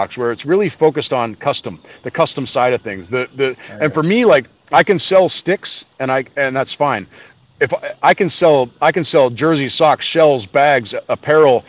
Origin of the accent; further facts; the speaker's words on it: Canada; being a Canadian kid